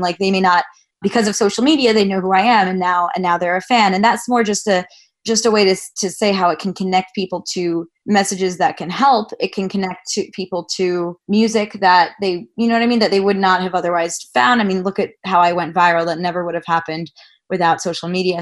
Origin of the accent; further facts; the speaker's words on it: Long Island, New York, United States; a kid growing up in Long Island, New York